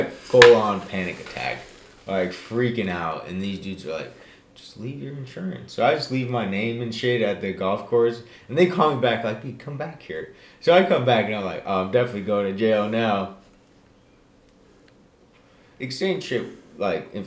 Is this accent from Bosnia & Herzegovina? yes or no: yes; Bosnia & Herzegovina; moved away; I come from Bosnia